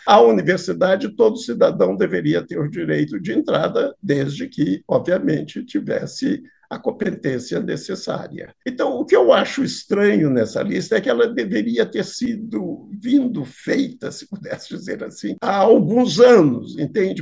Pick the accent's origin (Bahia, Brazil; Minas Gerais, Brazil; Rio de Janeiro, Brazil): Minas Gerais, Brazil; sendo mineiro e tendo feito o curso de letras